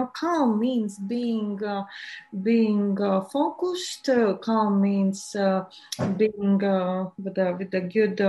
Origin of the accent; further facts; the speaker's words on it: Latvia; I'm from Latvia. It's in Europe.